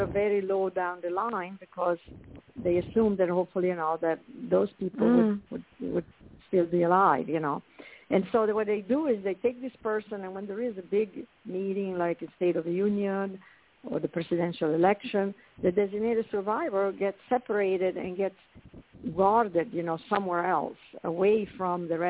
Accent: Italy; moved away; I grew up in Italy, as you can probably tell from my accent

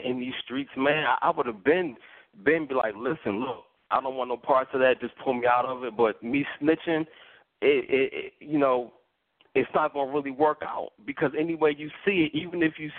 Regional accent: Philadelphia, Pennsylvania, United States; I'm from Philly

